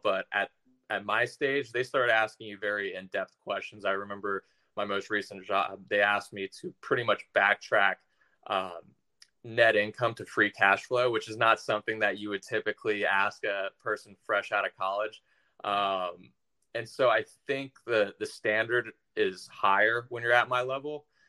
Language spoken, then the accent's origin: English; Tampa, Florida, United States; also born or lived in Orlando, Florida / Macon, Georgia; I was born in Orlando, but raised in the Tampa area